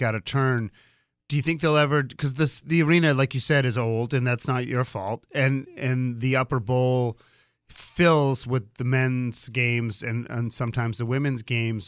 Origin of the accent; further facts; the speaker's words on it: Boston, Massachusetts, United States; moved away; I'm from Boston